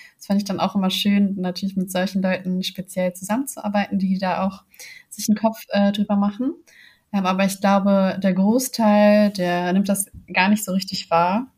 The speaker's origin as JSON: {"language": "German", "region": "Hamburg", "country": "Germany", "said": "ich komme aus Hamburg"}